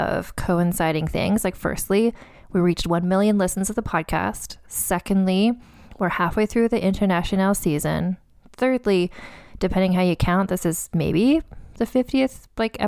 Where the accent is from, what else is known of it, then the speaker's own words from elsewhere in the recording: Saskatchewan, Canada; I'm from Saskatchewan.